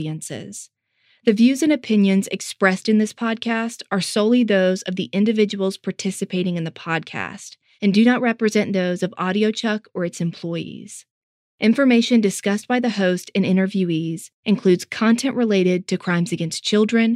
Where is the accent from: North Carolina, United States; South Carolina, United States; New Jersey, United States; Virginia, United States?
North Carolina, United States; accent: Southern twang; We're both from the South. It's subtle, but we both have those tinges of rolling pronunciations, a twang in our voices when we say the word I too fast. I'm from North Carolina